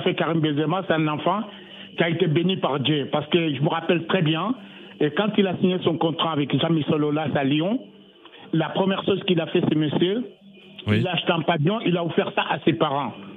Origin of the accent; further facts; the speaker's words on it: Mali; je suis malien